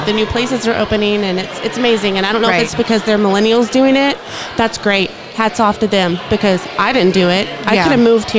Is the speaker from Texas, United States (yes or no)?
yes; Dallas, Texas, United States; moved away as an adult; now in Corpus Christi, United States; Yes, I'm from Dallas. I grew up in Dallas.